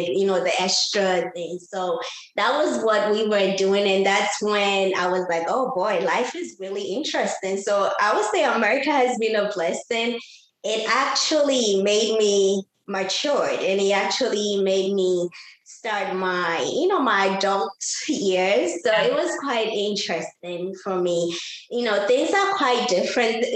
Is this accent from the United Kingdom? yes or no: no; Ghana; moved away as an adult; now in United States; I'm originally from Ghana. I came to the United States in 2006